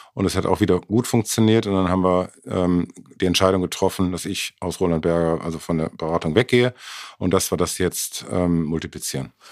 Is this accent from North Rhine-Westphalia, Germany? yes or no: yes; Mülheim an der Ruhr, North Rhine-Westphalia, Germany; moved away as an adult; now in Munich, Germany; Ich bin äh, geboren in Mülheim und war die ersten 22 Jahre in Mülheim.